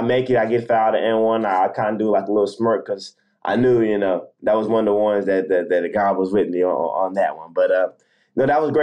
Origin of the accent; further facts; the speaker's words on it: Garland, Texas, United States; I grew up in Dallas. I grew up in Garland.